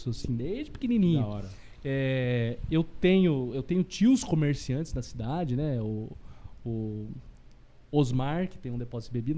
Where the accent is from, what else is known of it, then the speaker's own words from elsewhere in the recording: Botucatu, São Paulo, Brazil; é, eu sou natural aqui de Botuca mesmo, né? Nascido